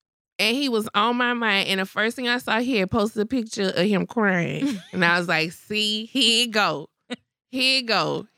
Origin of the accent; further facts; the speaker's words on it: Port Arthur, Texas, United States; Y'all pray for my hometown of Port Arthur, Texas.